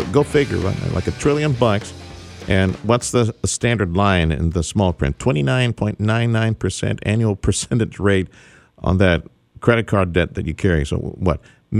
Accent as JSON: {"language": "English", "town": "Reynosa", "region": "Tamaulipas", "country": "Mexico", "tie": "born or raised there", "lives_now": "Houston, United States", "said": "Despite the fact that I grew up in Reynosa now. I grew up in Mexico. I grew up in Reynosa. I'm still not Mexican, according to my producer, Freddie. I'm just a Houston Mexican."}